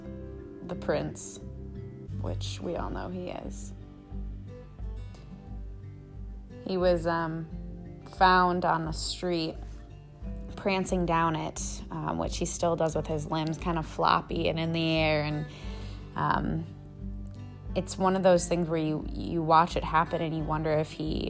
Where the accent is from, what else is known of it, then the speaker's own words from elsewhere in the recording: Minneapolis, Minnesota, United States; moved away as an adult; also born or lived in Maine; now in Burlington, United States; I grew up in Minneapolis, Minnesota